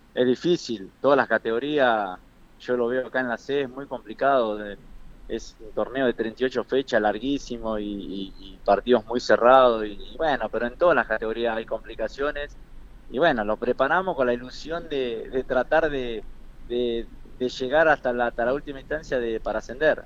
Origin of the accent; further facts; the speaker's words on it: Tucumán, Argentina; yo soy eh, de ahí, de Tucumán